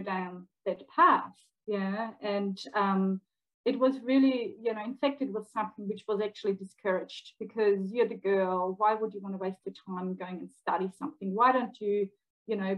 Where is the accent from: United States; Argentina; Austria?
Austria; moved away as an adult; now in Melbourne, Australia; Even though I work and live in Melbourne, Australia, since something like 17 years now, I'm actually originally from Austria